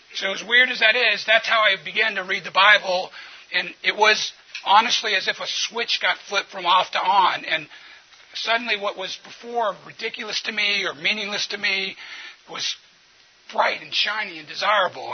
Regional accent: New Orleans, Louisiana, United States; I'm from New Orleans

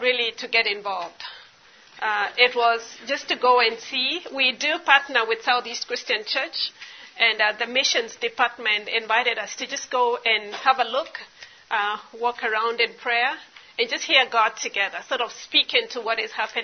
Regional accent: Kenya; I am Kenyan. I live in Nairobi, Kenya

